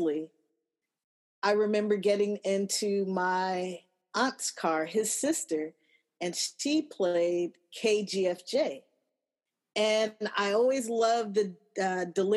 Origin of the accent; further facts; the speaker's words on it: Los Angeles, California, United States; I'm from Los Angeles. I was born and raised